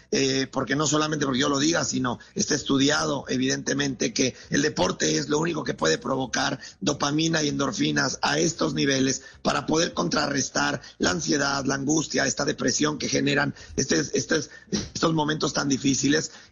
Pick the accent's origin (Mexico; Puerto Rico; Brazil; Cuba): Mexico; born there; yo soy mexicano de nacimiento, pero colombiano de corazón.